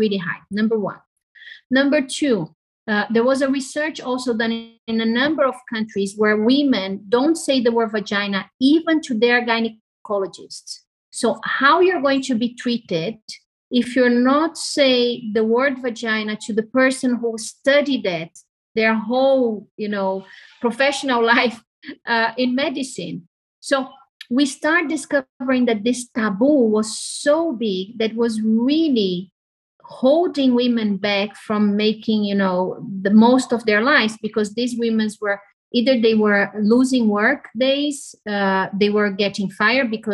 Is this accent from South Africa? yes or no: no; Brazil; So I'm Brazilian, I was raised in Brazil, my family is half Italian.